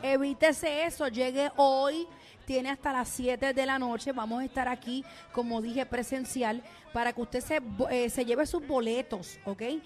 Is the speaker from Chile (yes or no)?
no; Puerto Rico; siendo puertorriqueña